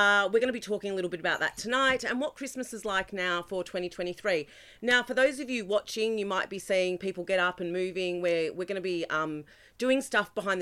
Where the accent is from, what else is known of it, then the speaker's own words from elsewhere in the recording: Australia; I was born in Australia, I'm an Australian-Italian